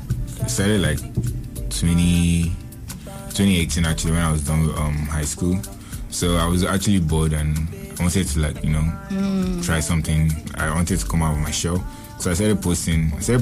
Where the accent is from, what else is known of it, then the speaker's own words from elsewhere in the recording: Nigeria; I'm from Nigeria, so obviously I specialize on, like, my culture, like, you know, Nigerian